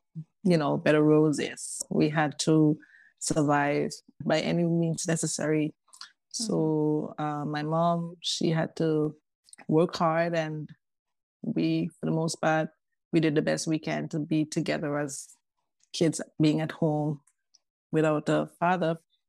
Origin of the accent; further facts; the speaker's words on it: Tobago, Trinidad & Tobago; Well, you know, we Caribbean people, we have to talk about all the treats that go with the Caribbean, the beautiful beaches, the warmth of the island people and all that. For me, I was raised by a single mom.